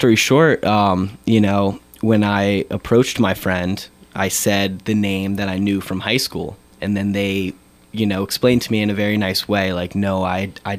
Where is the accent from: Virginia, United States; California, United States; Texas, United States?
Virginia, United States; Virginia Beach; moved away as an adult; when I went home, where I grew up in Virginia Beach